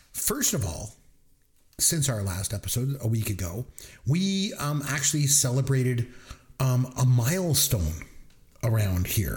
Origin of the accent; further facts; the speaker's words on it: Bruce County, Ontario, Canada; moved away; my hometown back over in Bruce County